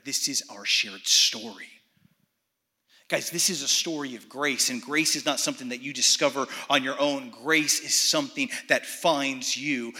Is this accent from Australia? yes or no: no; Athens, Attica, Greece; I was actually born and raised in Athens, Greece